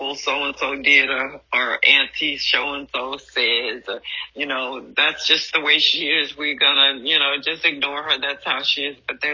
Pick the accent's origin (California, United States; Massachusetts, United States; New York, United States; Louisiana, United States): Louisiana, United States; The little timid girl brought up in Louisiana